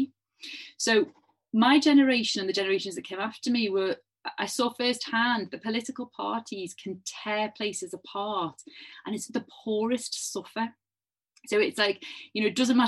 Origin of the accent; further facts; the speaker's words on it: Liverpool, North West England, United Kingdom; I was growing up in Liverpool in the 1980s